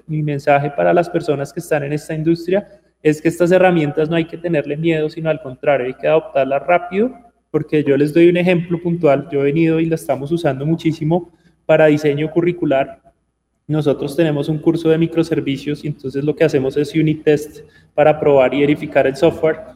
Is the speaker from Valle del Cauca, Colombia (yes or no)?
no; Bogotá, Colombia; also born or lived in Armenia, Quindío, Colombia / India / Poland / Amsterdam, Netherlands; nací en Armenia, pero crecí en, Bogotá.